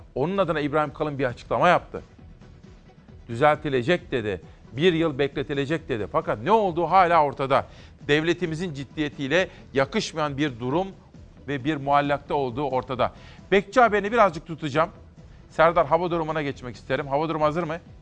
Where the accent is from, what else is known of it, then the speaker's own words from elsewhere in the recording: Simav, Kütahya, Turkey; Ben Kütahya Simav'da doğup büyüdüm.